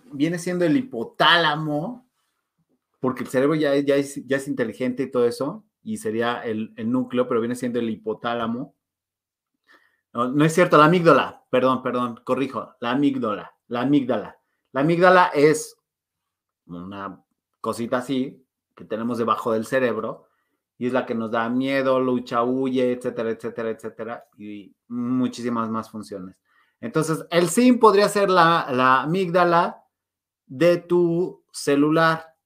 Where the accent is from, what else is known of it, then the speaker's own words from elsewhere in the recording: Guanajuato, Mexico; now in Mexico City, Mexico; Mm, de Guanajuato, pero vivo en Ciudad de México, pero viví en el corredor industrial, o sea, eh, he, sido bastante nómada.